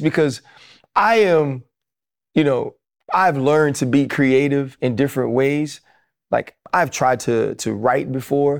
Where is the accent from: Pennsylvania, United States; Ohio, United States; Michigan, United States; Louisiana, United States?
Louisiana, United States; New Orleans; I'm proud I'm from the West Bank of New Orleans